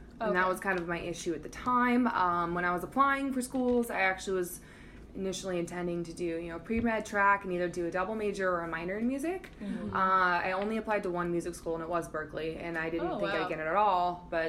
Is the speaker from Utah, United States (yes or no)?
no; Denver, Colorado, United States; moved away; also born or lived in Boston; I'm originally from Denver, Colorado.